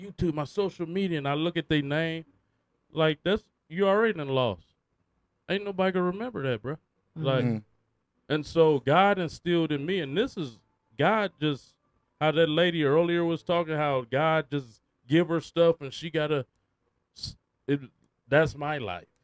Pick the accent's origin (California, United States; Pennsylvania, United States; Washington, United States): California, United States; Oakland; we was raised in East Oakland on East Street